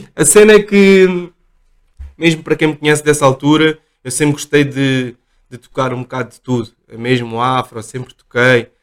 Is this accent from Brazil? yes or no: no; Portugal; eu nasci cá, os meus pais são, são moçambicanos